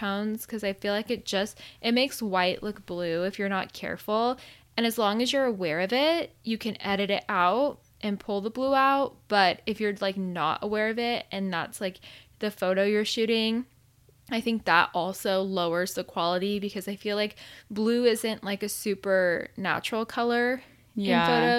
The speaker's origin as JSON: {"language": "English", "region": "Arizona", "country": "United States", "tie": "born or raised there", "moved": "yes", "said": "I grew up in Arizona my whole life and it was not a thing. And then I moved out here"}